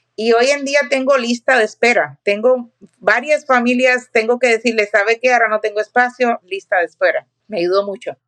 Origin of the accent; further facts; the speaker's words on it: Cuba; moved away as an adult; now in Riverside County, United States; En Cuba, que vengo de Cuba, yo era maestra y cuando llegué a este país